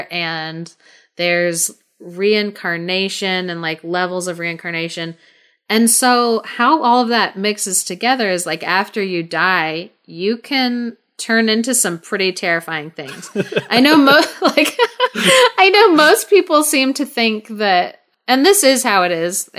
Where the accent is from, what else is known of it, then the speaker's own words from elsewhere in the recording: Thailand; So for the listeners, I grew up in Thailand. I lived there for 12 years while I was a kid growing up.